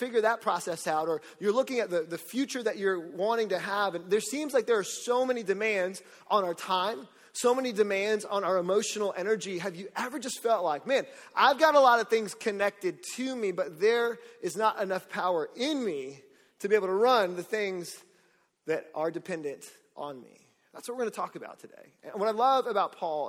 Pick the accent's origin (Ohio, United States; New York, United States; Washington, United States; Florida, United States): Florida, United States; Orlando; I'm from Orlando, so I've grown up with Hurricane Charlie